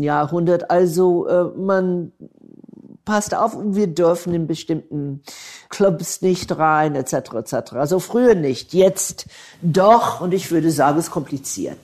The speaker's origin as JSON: {"language": "German", "town": "Atlanta", "region": "Georgia", "country": "United States", "tie": "born or raised there", "second_language": "German", "moved": "yes", "said": "Ich bin im Atlanta, Georgia, im Süden geboren und aufgewachsen, mitten in der Bürgerrechtsbewegung"}